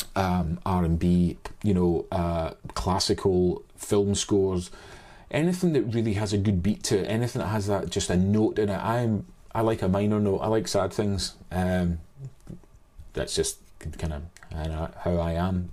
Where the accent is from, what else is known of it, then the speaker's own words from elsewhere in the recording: Scotland, United Kingdom; also born or lived in Saint Helier, Jersey / Oban / Glasgow (parents); I've lived most of my days in, in Scotland